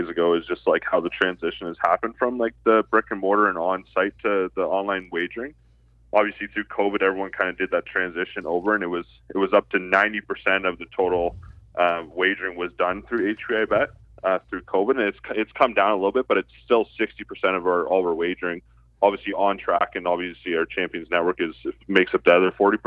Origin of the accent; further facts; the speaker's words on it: Ontario, Canada; I grew up in obviously in Ontario here